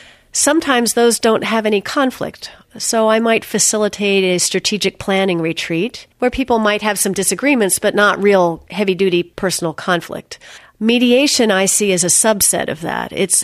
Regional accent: Philadelphia, Pennsylvania, United States; also born or lived in Indiana / Japan / Vermont / Berkeley; I grew up in the Philadelphia area and then went to school at Earlham in Indiana, from there to Japan, from there to Vermont, then back to Philadelphia

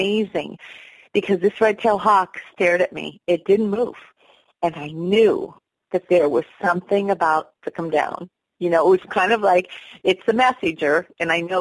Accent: St. Marys, Pennsylvania, United States; I grew up in Pennsylvania, beautiful area, Pennsylvania, St. Mary's

